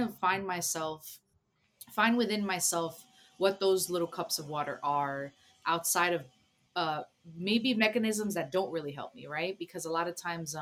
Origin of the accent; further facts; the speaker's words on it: New Jersey, United States; also born or lived in Costa Rica; I grew up in New Jersey, but I was born in Costa Rica